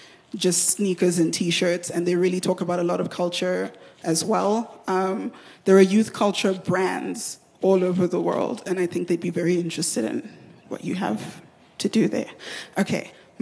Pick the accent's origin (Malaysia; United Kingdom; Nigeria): Nigeria; I'm Nigerian